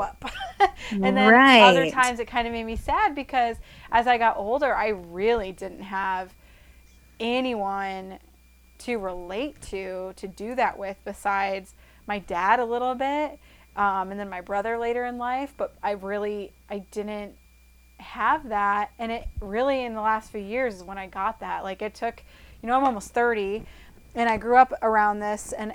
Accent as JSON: {"language": "English", "region": "Iowa", "country": "United States", "tie": "born or raised there", "said": "growing up in Iowa"}